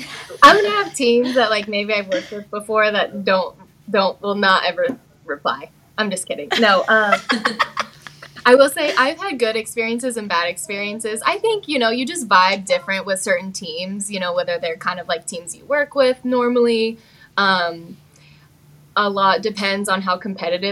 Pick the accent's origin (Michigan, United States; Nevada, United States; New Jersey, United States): Nevada, United States; Las Vegas; I am from Las Vegas